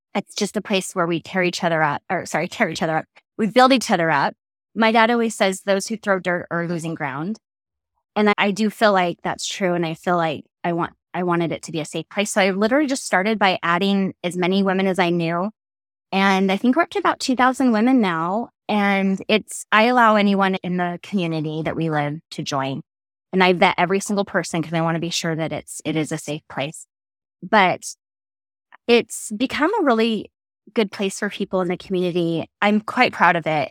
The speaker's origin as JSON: {"language": "English", "town": "Draper", "region": "Utah", "country": "United States", "tie": "born or raised there", "also_born_or_lived": "California / Idaho / Oregon", "said": "I grew up in California times eight and then Draper after that and Draper, Utah"}